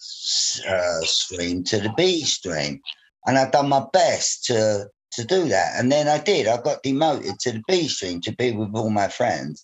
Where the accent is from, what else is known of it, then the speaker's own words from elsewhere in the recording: London, United Kingdom; life in the 1960s in Bermondsey, I come from Bermondsey, southeast London